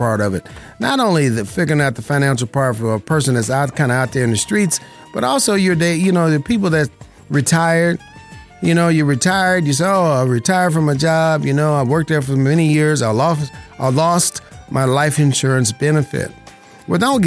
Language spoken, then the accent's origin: English; Las Vegas, Nevada, United States; I was born and raised in Las Vegas, Nevada